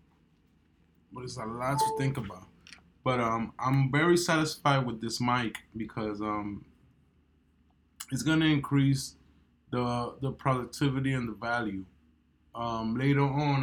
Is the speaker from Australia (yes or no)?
no; New York, United States; I'm a New Yorker. So as a New Yorker